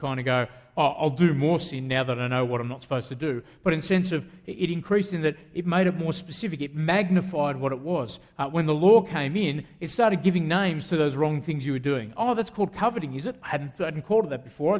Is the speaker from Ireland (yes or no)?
no; Australia; I'm an Australian